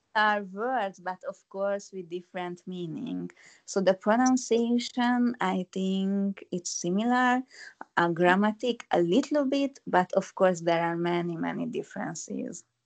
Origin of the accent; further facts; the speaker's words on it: Hungary; moved away as an adult; now in Kyoto, Japan; originally I am from Hungary, but now I am living in Kyoto from five years ago